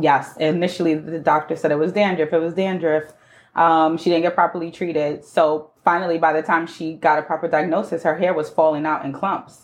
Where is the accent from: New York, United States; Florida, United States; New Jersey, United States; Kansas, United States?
New York, United States; New York City; I was born and raised in the Bronx